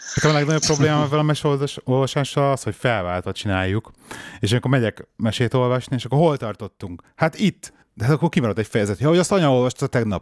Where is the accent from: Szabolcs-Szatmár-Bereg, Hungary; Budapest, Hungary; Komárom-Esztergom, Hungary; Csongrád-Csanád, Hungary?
Budapest, Hungary; én meg ugye ilyen belvárosi bérházban nőttem föl